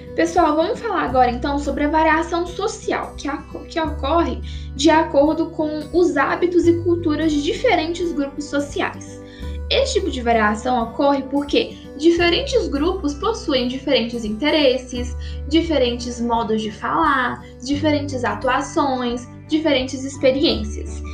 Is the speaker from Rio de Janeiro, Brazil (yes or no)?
no; Minas Gerais, Brazil; Aqui em Minas Gerais, de onde eu sou, eu falo mandioca para significar um alimento